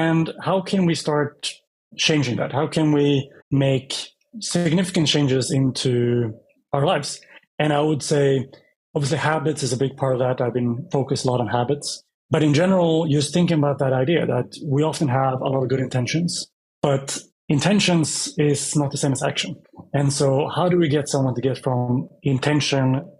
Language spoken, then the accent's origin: English; Västerås, Västmanland, Sweden; moved away as an adult; also born or lived in Sydney, Australia; Started my life in Sweden. It's my home country. and grew up mostly